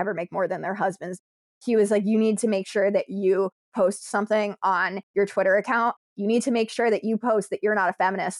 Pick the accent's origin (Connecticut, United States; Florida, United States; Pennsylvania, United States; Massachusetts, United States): Connecticut, United States; I'm from Connecticut